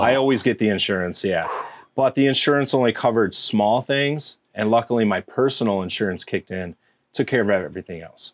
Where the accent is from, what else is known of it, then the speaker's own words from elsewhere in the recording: Round Lake, Illinois, United States; also born or lived in Chicago; I grew up right down the road in Round Lake.